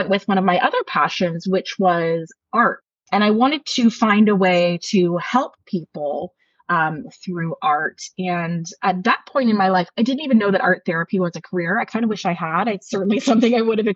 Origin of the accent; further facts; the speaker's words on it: Ajax, Ontario, Canada; moved away as an adult; now in Greenwood, Canada; I grew up in Ajax, Ontario, and lived there until my early 20s when I made the move to Nova Scotia.